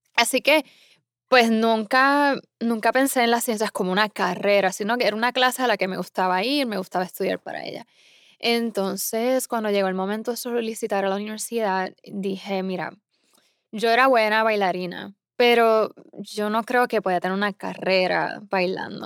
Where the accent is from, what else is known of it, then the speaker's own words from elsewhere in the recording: Isabela, Puerto Rico; moved away as an adult; also born or lived in San Juan, Puerto Rico / Iowa, United States; now in Massachusetts, United States; yo nací en el área oeste de, Puerto Rico, o sea, Isabela. Eh, yo crecí bailando y cantando.